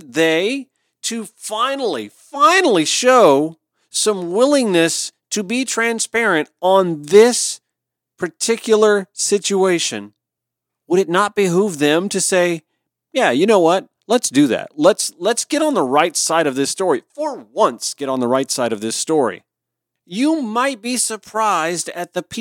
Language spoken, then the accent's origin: English; Columbia County, Georgia, United States; also born or lived in South Carolina / Atlanta; I lived in a red county growing up. Columbia County, just outside Augusta